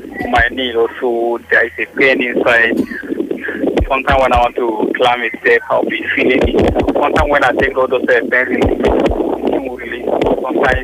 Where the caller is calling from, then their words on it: Ojo, Lagos, Nigeria; I'm calling from Ojo.